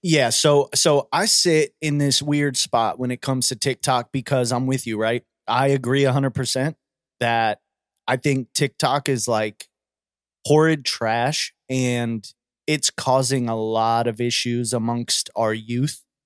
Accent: United States; we're American

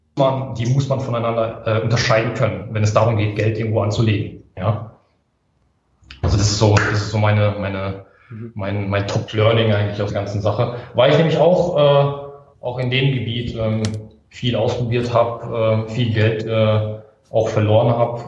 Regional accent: Karlsruhe, Baden-Württemberg, Germany; ich komme aus Karlsruhe, bin 30 Jahre jung

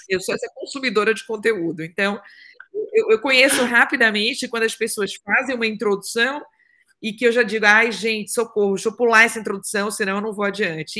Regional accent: interior of Bahia, Brazil; moved away as an adult; also born or lived in Salvador, Brazil / Germany; nasci no interior da Bahia, sou de Tabu na Bahia, papajaca oficial, tá? E aos 17 anos eu fui morar, eu, com 15 fui morar em Salvador

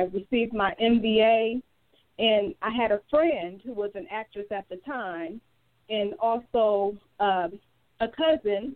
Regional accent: Detroit, Michigan, United States; I am a resident born and raised in the city of Detroit. I went to Mumford High School.

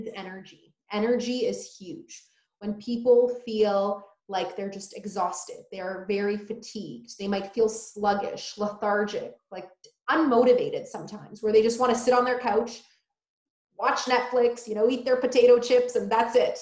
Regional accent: Poland; now in United States; I was born in Poland

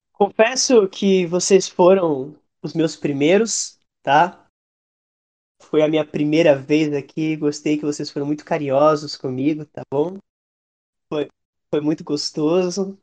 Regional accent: Salvador, Bahia, Brazil; accent: baiano; eu mesmo sou de Salvador

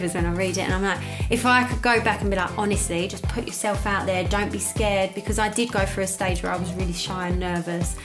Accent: Essex, East of England, United Kingdom; now in London, United Kingdom; I'm from Essex, so all my friends are glam Essex

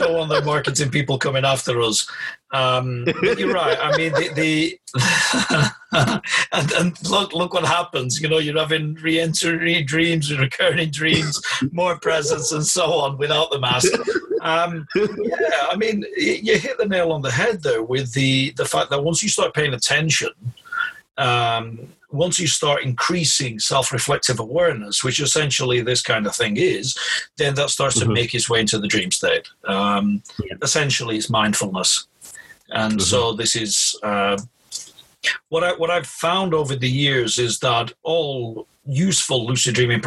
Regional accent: Blackburn, North West England, United Kingdom; I was born in Blackburn in Lancashire, so this is the curse of growing up in that area

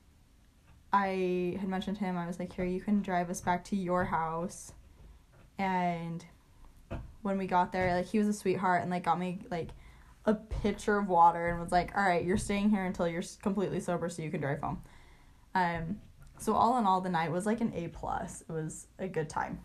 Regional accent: Utah, United States; we're from Utah

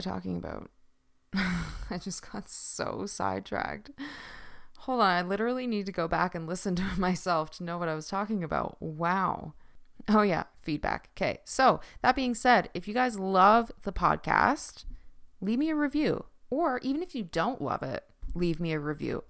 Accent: Newfoundland and Labrador, Canada; accent: Newfoundland; my Newfoundland accent

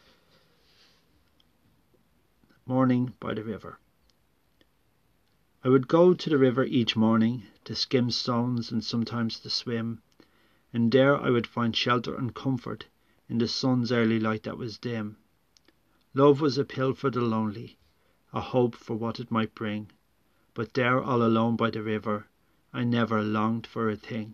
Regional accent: Dublin, Leinster, Ireland; growing up in Ireland during the Troubles

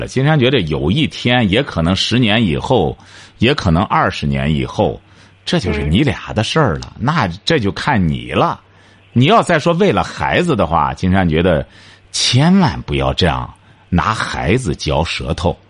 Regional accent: China; 我们中国人常讲的一句话：“龙生龙，凤生凤。”

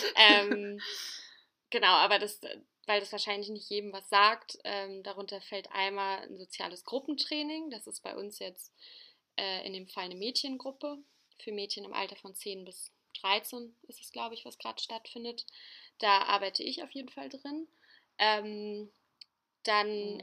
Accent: Hamburg, Germany; Ich bin 23 Jahre alt und bin aufgewachsen in Hamburg

